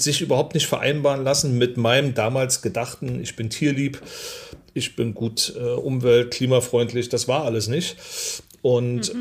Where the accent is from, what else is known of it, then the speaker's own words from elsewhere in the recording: East Germany, Germany; bin ich äh, in der DDR groß geworden, ähm, also in Ossi